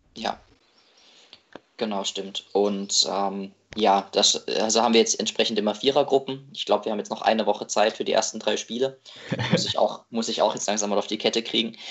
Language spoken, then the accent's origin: German; Baden-Württemberg, Germany; moved away as an adult; now in Marburg, Germany; also ich komme aus Baden-Württemberg, studiere in Hessen ähm, Psychologie, also in Marburg